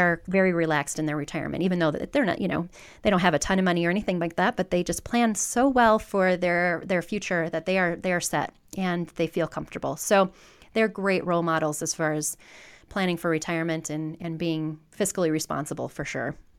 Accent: Southwest Michigan, United States; moved away as an adult; also born or lived in Detroit / Kansas City; now in Denver, United States; I grew up in Southwest Michigan

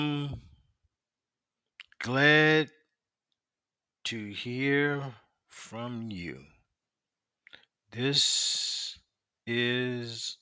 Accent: South Carolina, United States; We were raised in South Carolina

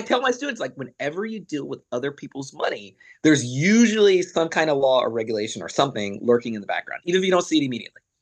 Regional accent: Arkansas, United States; moved away; also born or lived in London; I'm a guy from Arkansas

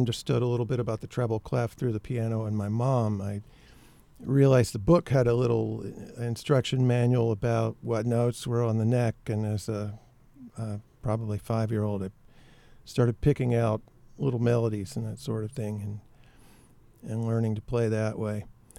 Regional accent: Memphis, Tennessee, United States; now in Maine, United States; I live in Maine now, but I grew up in Memphis, and I grew up in a maybe not musical, but music-filled household.

